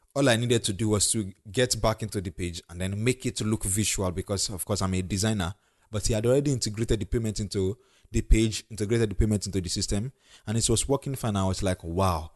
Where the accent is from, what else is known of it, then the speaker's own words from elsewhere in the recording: Ondo, Nigeria; the state I come from, Ondo State